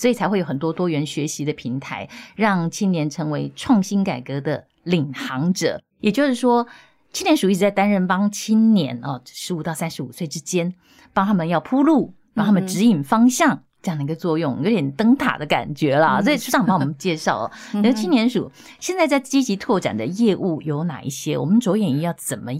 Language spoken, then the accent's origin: Chinese; Taiwan; 展现我们台湾人的实力，对不对？